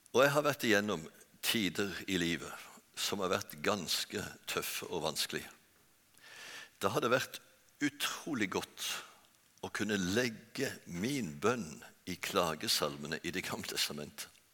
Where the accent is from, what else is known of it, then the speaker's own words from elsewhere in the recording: Bjerkreim, Rogaland, Norway; moved away; also born or lived in Oslo; Jeg er født og oppvokst i Bjerkreim.